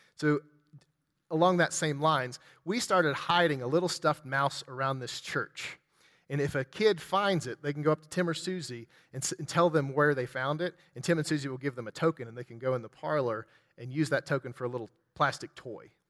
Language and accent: English; West Virginia, United States; I'm from West Virginia